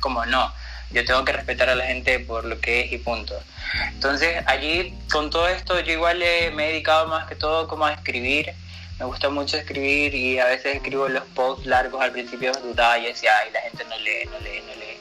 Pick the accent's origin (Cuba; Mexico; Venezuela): Venezuela; moved away as an adult; now in Chile; yo estoy de Venezuela